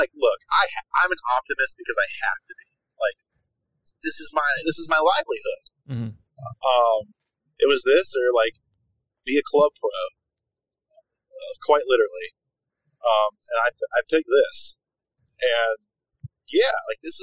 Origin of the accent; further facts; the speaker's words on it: North Carolina, United States; moved away as an adult; also born or lived in New York City; now in Jackson, United States; I'm from North Carolina